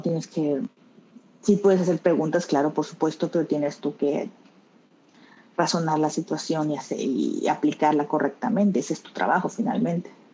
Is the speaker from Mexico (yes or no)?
yes; Tabasco, Mexico; also born or lived in Mexico City; now in Barcelona, Spain; yo soy de Tabasco, pero vivía en Ciudad de México, ahí empecé a estudiar, ahí trabajaba.